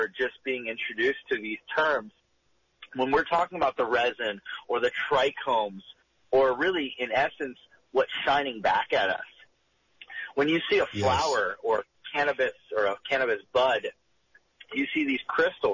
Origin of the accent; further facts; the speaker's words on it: Bay Area, Northern California, United States; moved away as an adult; also born or lived in Boulder, Colorado / Denver, Colorado; growing up in Northern California, the Bay Area specifically